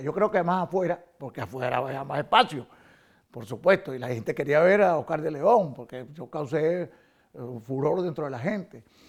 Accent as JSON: {"language": "Spanish", "town": "Caracas", "region": "Capital District", "country": "Venezuela", "tie": "born or raised there", "moved": "yes"}